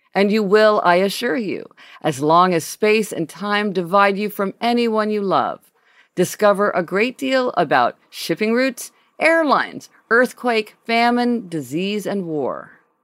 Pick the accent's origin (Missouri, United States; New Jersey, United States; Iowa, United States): Missouri, United States; Kansas City; moved away; Kansas City, my hometown and where my parents live